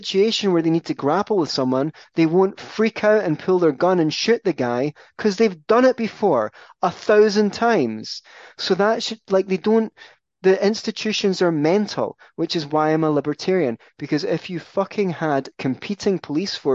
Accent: Scotland, United Kingdom; I'm Scottish

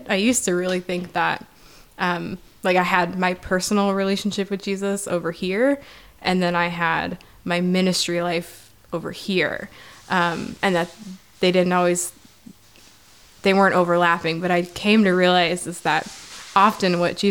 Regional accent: Iowa, United States; now in South Bend, United States; I grew up in Iowa

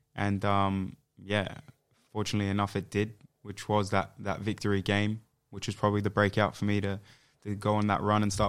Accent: Adelaide, South Australia, Australia; So my mother comes from England. My father's from South Sudan, but I was born here in Adelaide. So I grew up most of my life here.

